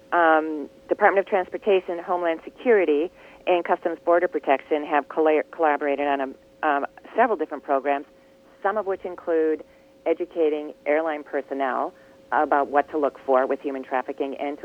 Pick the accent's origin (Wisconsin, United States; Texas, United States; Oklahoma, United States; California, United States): Wisconsin, United States; moved away; I'm from Wisconsin, and my sister still lives there.